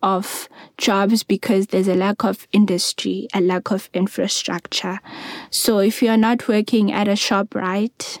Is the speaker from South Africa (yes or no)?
yes; Eastern Cape, South Africa; also born or lived in Khayelitsha, Cape Town; now in Cape Town, South Africa